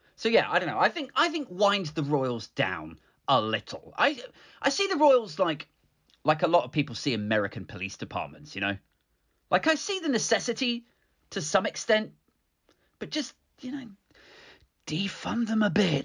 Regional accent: United Kingdom; I like being British, fine. I'm relatively proud of our country

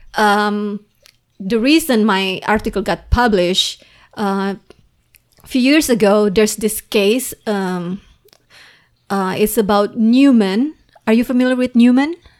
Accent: Indonesia; English is a second language; moved away as an adult; now in United States; when I was still in Indonesia

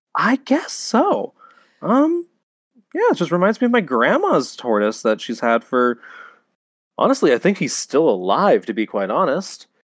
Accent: California, United States; I am from California

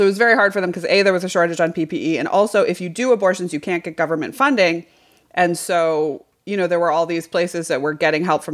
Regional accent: Western Massachusetts, United States; I grew up in Massachusetts, Western, right before the Berkshires

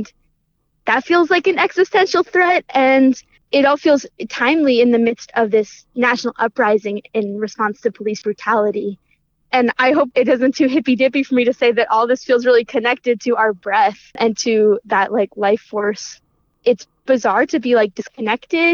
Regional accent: California, United States; now in Humboldt County, United States; I grew up in California and ended up in Humboldt County kind of by chance

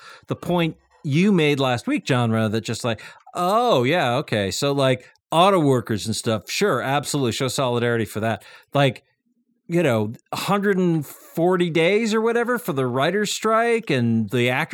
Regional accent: Eastern Massachusetts, United States; growing up in Eastern Mass

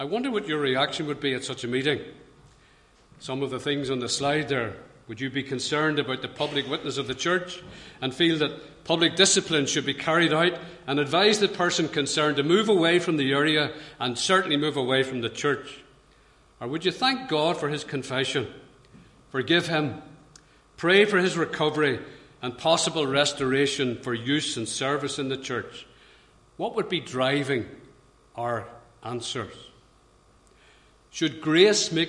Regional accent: Belfast, Northern Ireland, United Kingdom; I grew up in Belfast

